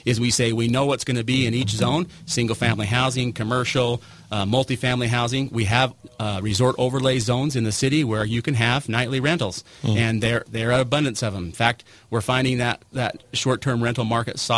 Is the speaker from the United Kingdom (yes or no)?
no; St. George, Utah, United States; I grew up here in St. George. I also moved away to find my fortune and came back